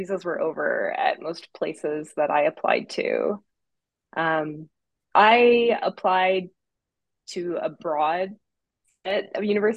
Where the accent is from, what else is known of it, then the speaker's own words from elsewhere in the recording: Canada; accent: Canadian; moved away; I'm originally from Canada